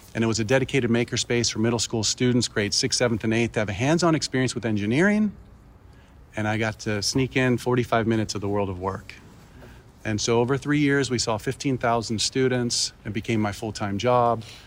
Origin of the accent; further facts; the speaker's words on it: Baltimore, Maryland, United States; moved away; also born or lived in Miami / Ecuador (family); I grew up in Baltimore